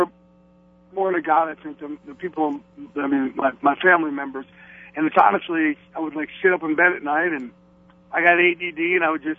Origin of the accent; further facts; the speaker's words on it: Jersey Shore, New Jersey, United States; Jersey Shore